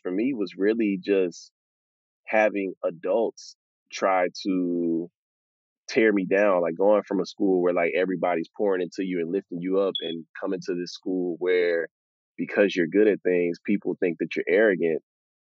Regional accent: Houston, Texas, United States; growing up in Texas

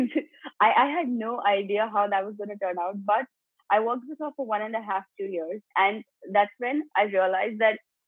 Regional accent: Gujarat, India; also born or lived in Mumbai; I was brought up in Gujarat.

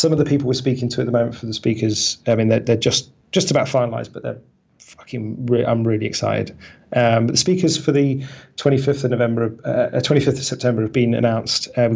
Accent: England, United Kingdom; we're English

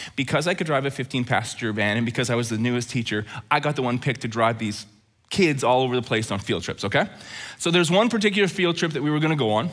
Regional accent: Alberta, Canada; Growing up in Alberta

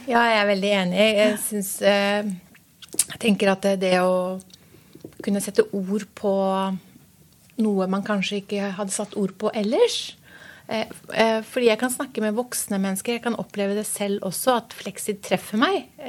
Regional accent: Norway; Jeg er eh, født i Norge eh, for eh, mange, mange år siden

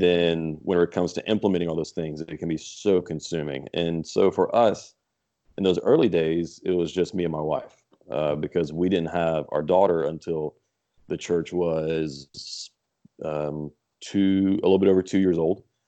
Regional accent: Lafayette, Louisiana, United States; also born or lived in Texas; I was born in Texas, but grew up in the Lafayette area

